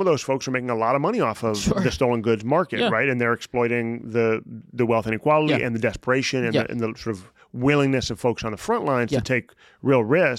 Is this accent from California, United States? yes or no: no; Chicago, Illinois, United States; also born or lived in New York; We moved to Chicago, and I was there for first grade through high school.